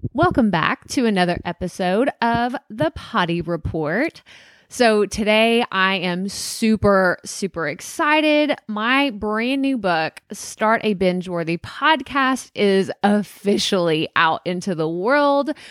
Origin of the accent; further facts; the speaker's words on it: Athens, Texas, United States; also born or lived in San Marcos, Texas; Growing up in a small town in Texas, about an hour and a half east of Dallas